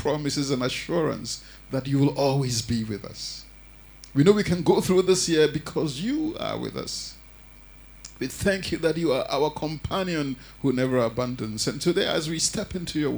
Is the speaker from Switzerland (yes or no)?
no; Ghana; moved away; I grew up in Africa, and, you know, in the Ghanaian church